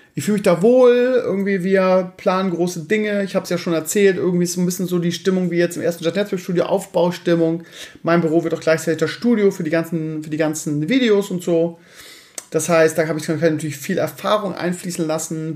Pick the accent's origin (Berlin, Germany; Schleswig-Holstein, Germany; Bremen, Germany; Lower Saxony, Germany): Bremen, Germany; moved away as an adult; also born or lived in Scheeßel; now in Hamburg area, Germany; ich 30 Jahre im Leben Bremen gelebt habe